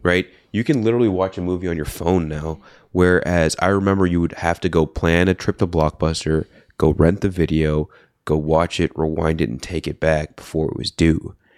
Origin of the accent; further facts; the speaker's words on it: Bay Area, California, United States; I'm from the Bay Area